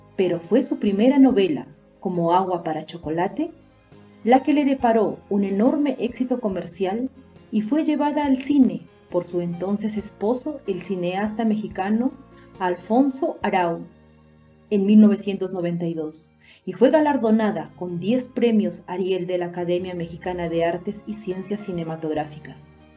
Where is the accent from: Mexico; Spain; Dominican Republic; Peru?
Peru; soy de Perú